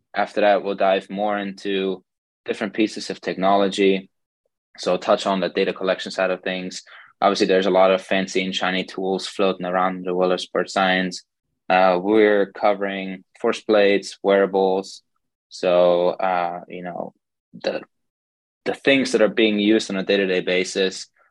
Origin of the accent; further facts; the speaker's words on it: Germany; moved away as an adult; also born or lived in Hastings, Nebraska / Colorado; now in Pittsburgh, United States; I'm originally from Germany, born and raised there